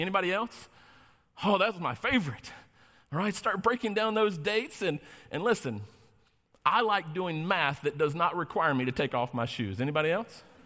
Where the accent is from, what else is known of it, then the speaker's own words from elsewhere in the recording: North Carolina, United States; now in Novi, United States; I'm originally from North Carolina. I know you didn't detect that I have an accent because I don't